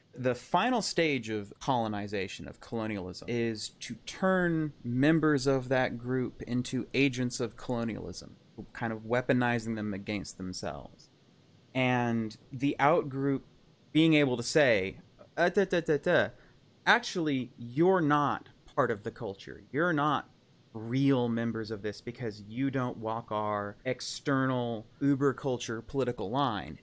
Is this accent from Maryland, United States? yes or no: no; Fort Worth, Texas, United States; I was born in Fort Worth